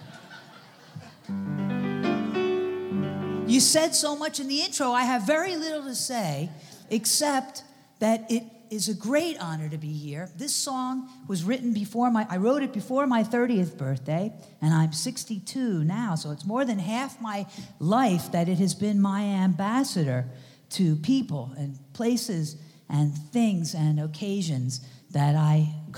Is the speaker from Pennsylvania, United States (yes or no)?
yes; Philadelphia, Pennsylvania, United States; now in New York, United States; I'm from Philadelphia, but all my life in New York since 1978